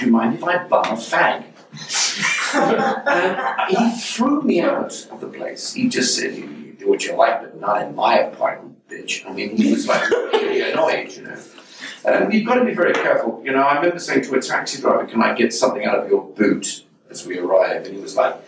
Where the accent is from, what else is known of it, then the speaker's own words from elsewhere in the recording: England, United Kingdom; moved away as an adult; now in United States; being English over here